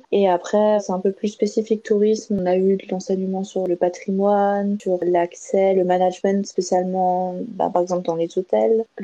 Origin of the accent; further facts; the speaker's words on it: Colmar, Grand Est, France; du euh, française, j'ai 22 ans, je viens de Colmar